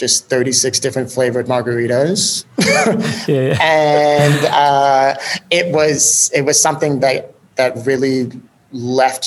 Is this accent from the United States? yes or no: yes; Chicago, Illinois, United States; also born or lived in Columbus, Ohio; So I'm originally from Chicago, born on the west side, grew up in a super far northern suburb of Chicago.